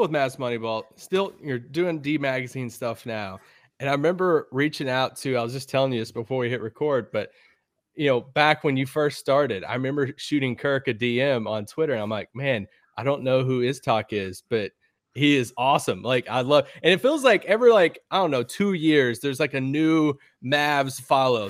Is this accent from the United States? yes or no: yes; United States